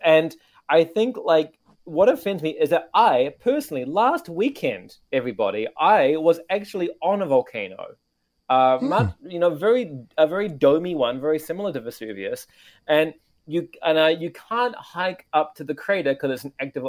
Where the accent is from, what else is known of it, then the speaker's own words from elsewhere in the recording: New Zealand; also born or lived in Japan / Canada; now in Tokyo, Japan; my home country, New Zealand